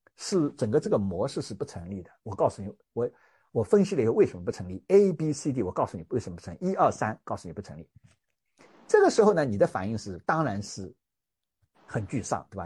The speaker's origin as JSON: {"language": "Chinese", "country": "China", "also_born_or_lived": "United States", "lives_now": "Hong Kong", "said": "我们中国人最重要的长假春节马上就要到啦"}